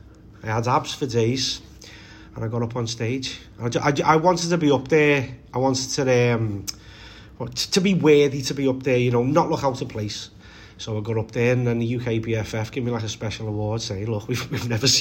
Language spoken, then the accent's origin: English; Liverpool, North West England, United Kingdom; we're from County Road in Walton